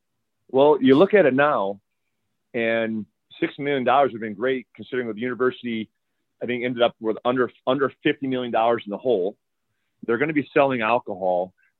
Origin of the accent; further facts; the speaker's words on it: Iowa, United States; now in Tucson, United States; I mean, I grew up in Iowa